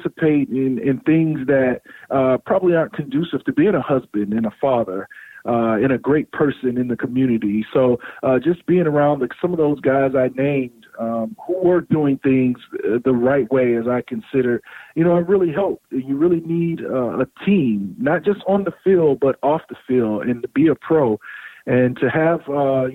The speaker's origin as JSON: {"language": "English", "region": "South Florida", "country": "United States", "tie": "born or raised there", "said": "I grew up in South Florida"}